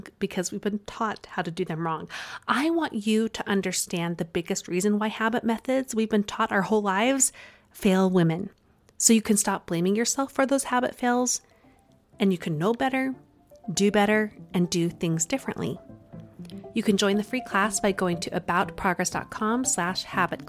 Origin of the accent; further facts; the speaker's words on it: Utah, United States; accent: Utah; my Utah accent